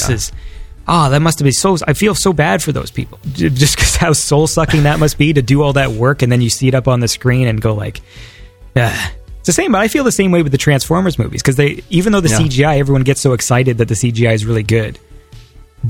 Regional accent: Canada

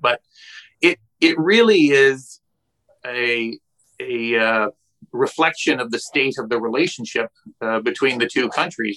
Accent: British Columbia, Canada; Canadians and British Columbians and producers here

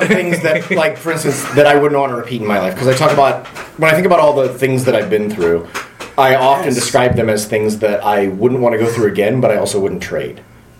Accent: Midwest, United States; I grew up in the Midwest in a small

